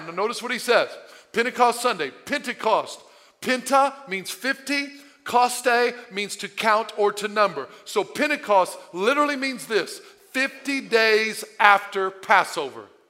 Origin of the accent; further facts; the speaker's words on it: Southern Illinois, United States; I, I, was born and raised in Southern Illinois